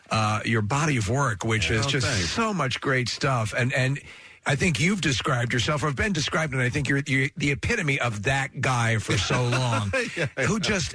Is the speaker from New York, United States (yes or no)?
yes; New York, United States; I'm from New York.